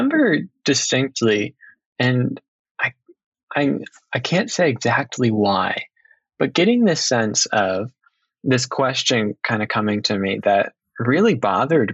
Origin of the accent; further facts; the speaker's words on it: Maryland, United States; moved away as an adult; now in Chicago, United States; I'm from Maryland. Currently, I'm in Chicago